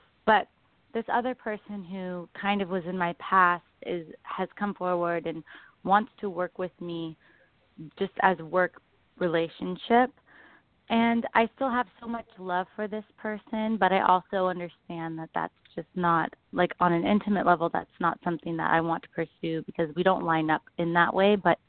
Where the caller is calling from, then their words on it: Bay Area, California, United States; I'm calling from California, the Bay Area.